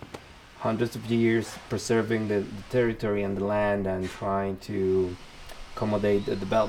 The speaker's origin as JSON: {"language": "English", "country": "Mexico", "tie": "born or raised there", "said": "in my community and in my hometown, which is outside of Mexico City, is a Nahua indigenous community that has been there for before the city itself."}